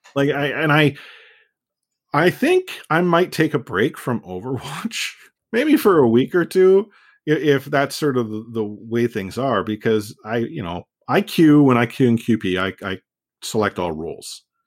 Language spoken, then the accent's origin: English; Canada; as a Canadian